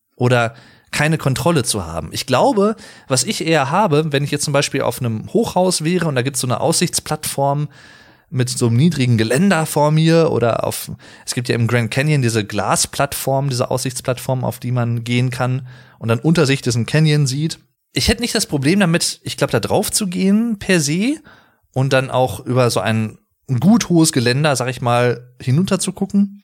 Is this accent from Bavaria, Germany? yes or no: no; Sauerland, North Rhine-Westphalia, Germany; Als gebürtiger Sauerländer